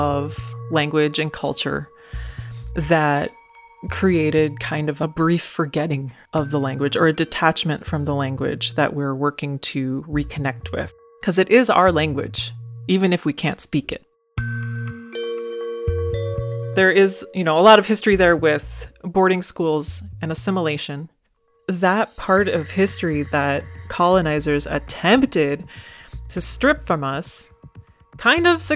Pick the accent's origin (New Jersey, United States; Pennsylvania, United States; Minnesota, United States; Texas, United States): Minnesota, United States; Mille Lacs Band of Ojibwe; I'm from the Mohawk Band of Ojibwe, and my clan is the Lynx Clan.